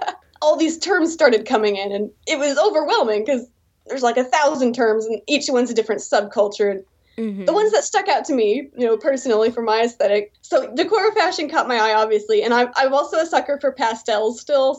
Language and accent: English; Texas, United States; moved away as an adult; now in South Korea; Yes, I'm American. I'm from Texas originally.